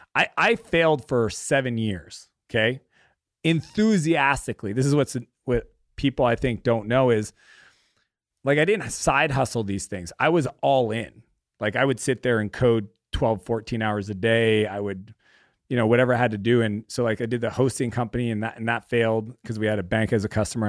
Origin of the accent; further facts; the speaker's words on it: Canada; our area that we grew up in in Canada